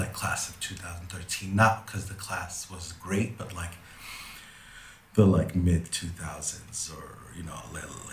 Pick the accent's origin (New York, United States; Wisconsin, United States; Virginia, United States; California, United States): California, United States; Los Angeles; I grew up here. I was born and raised